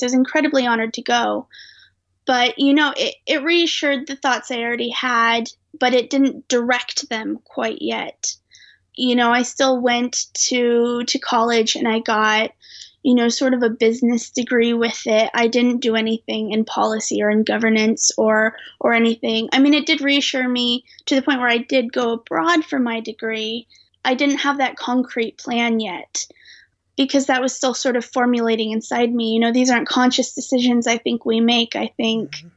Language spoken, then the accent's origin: English; Omaha, Nebraska, United States; moved away as an adult; also born or lived in United Kingdom; I grew up in Omaha, and I currently live in Omaha for this year